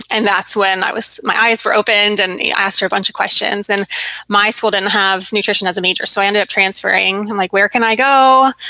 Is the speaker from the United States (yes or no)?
yes; West Coast, United States; I'm from the West Coast, um, and I was in school in Virginia